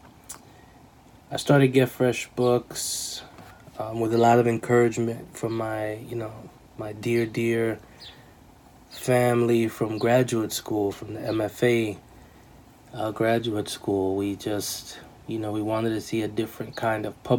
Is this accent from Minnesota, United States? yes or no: no; New York City, New York, United States; moved away; also born or lived in New Jersey; I was born and raised in New York City. And then the latter half of my life, young life, I lived in New Jersey